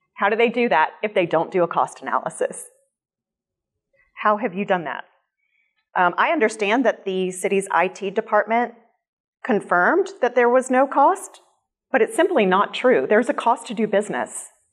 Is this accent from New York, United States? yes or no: no; Jacksonville, Florida, United States; I grew up in Jacksonville. I love this city